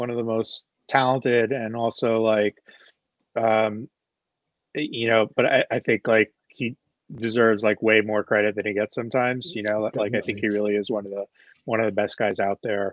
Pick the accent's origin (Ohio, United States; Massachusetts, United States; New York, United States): New York, United States; New York City; now in New Jersey, United States; I grew up in Queens